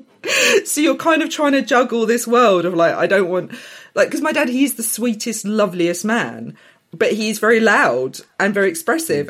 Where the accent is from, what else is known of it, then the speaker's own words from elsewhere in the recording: Essex, East of England, United Kingdom; Growing up in Essex, and it was during the time of the Gulf War, and having Arab father